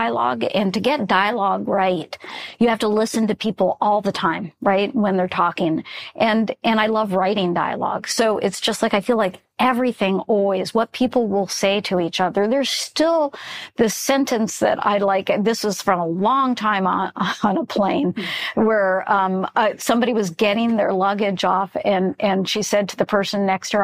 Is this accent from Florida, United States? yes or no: yes; Florida, United States; I grew up in Florida